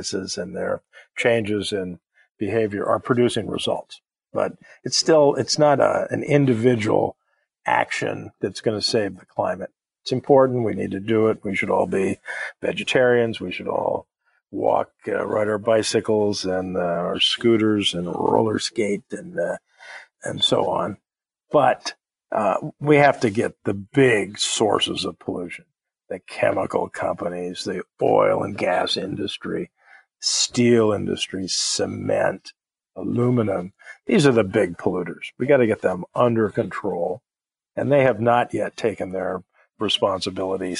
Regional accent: Los Angeles, California, United States; I grew up in Los Angeles. I remember days when we couldn't go out for recess because we had smog alerts.

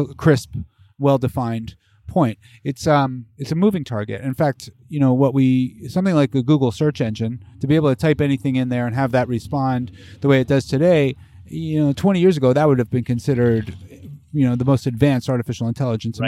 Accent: Bethlehem, Pennsylvania, United States; moved away as an adult; also born or lived in Philadelphia, Pennsylvania / Pittsburgh, Pennsylvania; I grew up in Bethlehem.

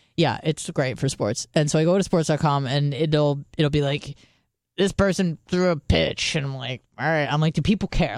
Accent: United States; being American

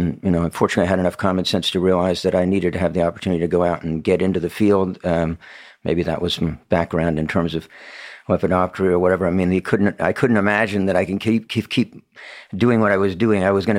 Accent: Washington, District of Columbia, United States; And I came from the Washington, D.C. area, so I had become aware that Washington was something of a center for retail purchase of wine

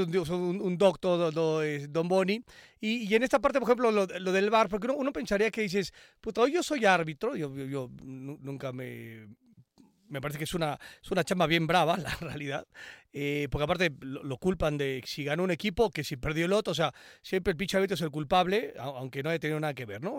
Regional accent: Mexico; como mexicanos y mexicanas

